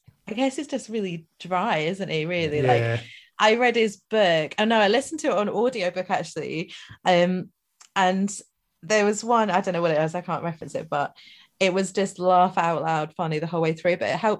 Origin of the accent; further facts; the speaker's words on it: Scotland, United Kingdom; I'm from Scotland